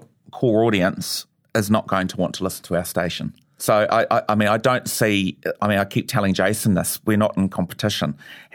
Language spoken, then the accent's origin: English; New Zealand; I mean, being Kiwi has got to be part of this.